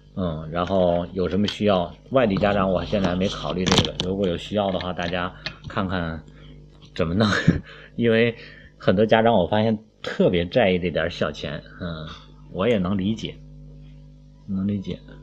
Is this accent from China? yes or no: yes; China; 我们都是中国人